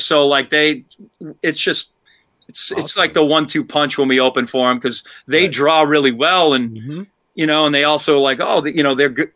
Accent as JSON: {"language": "English", "town": "Milford", "region": "Massachusetts", "country": "United States", "tie": "born or raised there", "also_born_or_lived": "Boston, Massachusetts", "said": "We grew up in Milford, Massachusetts"}